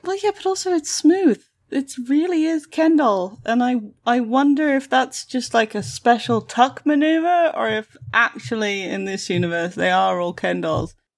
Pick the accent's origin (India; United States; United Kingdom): United Kingdom; I am the best British person ever.